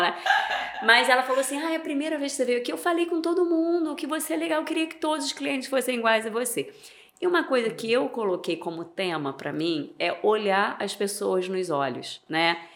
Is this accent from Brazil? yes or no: yes; Niterói, Rio de Janeiro, Brazil; moved away as an adult; now in Campos dos Goytacazes, Brazil; eu sou de Niterói né nasci em Niterói vivi lá a minha vida toda e há sete anos atrás eu vim morar em Campos